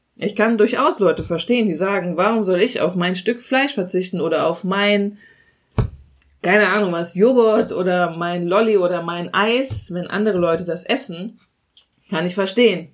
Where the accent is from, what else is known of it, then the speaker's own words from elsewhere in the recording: Germany; bei uns in Deutschland